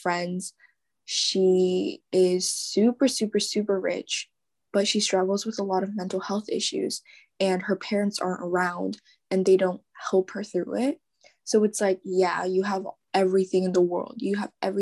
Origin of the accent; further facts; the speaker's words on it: Mercer Island, Washington, United States; I'm from Mercer Island